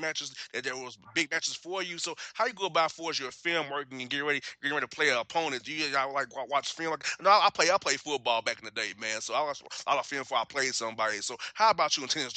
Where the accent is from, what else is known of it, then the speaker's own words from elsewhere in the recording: Orlando, Florida, United States; Orlando, Florida. That's my hometown